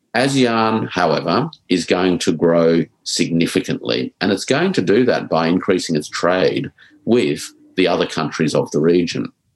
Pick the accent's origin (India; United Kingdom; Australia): Australia; us as Australian exporters